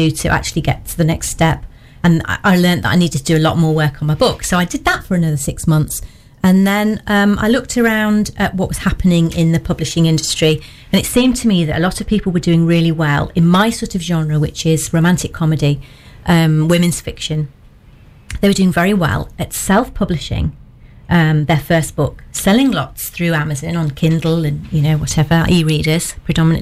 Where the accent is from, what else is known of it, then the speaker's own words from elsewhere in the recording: Birmingham, West Midlands, United Kingdom; moved away as an adult; also born or lived in Nottingham; now in Lambley, United Kingdom; I'm originally from Birmingham, but I came to Nottingham in the late 80s